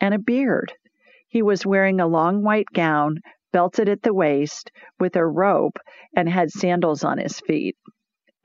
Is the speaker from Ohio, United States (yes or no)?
yes; Columbus, Ohio, United States; Columbus, Ohio, the city of my birth